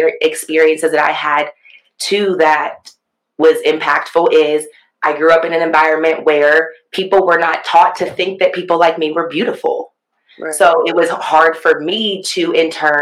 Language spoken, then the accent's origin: English; Columbus, Ohio, United States; now in Dayton, United States; I grew up in the Columbus area, now currently reside in Dayton.